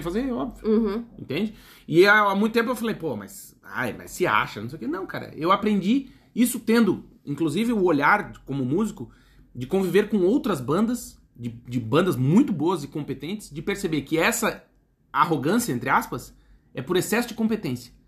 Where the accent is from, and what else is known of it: Brazil